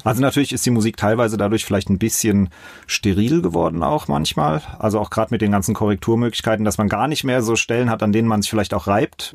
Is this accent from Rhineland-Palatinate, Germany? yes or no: yes; Mainz, Rhineland-Palatinate, Germany; Auch aufgewachsen, zuerst in Bretzenheim im Südring die ersten sechs, sieben Jahre und dann äh, sind wir nach Finden gezogen